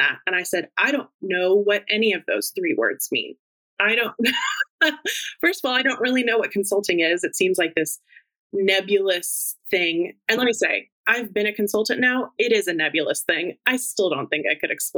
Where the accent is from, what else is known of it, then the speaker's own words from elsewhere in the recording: Fort Worth, Texas, United States; now in Washington, D.C., United States; my hometown, Fort Worth